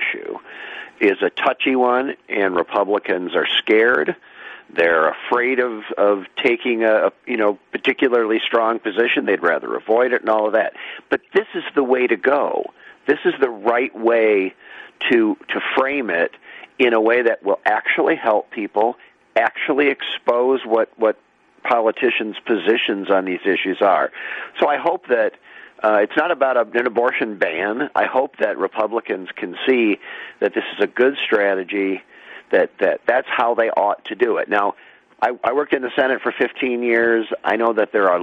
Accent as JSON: {"language": "English", "town": "Holland", "region": "Michigan", "country": "United States", "tie": "born or raised there", "said": "the town where I grew up in Holland, Michigan"}